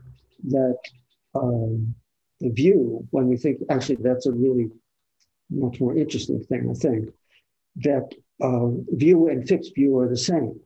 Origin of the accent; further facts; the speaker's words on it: Northeast, United States; moved away; I'm from the Northeast where, you know, this time of year there'd be colors to see